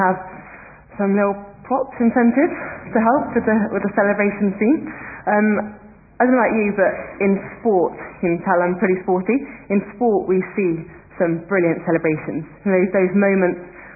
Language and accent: English; North Wiltshire, South West England, United Kingdom; Home is North Wiltshire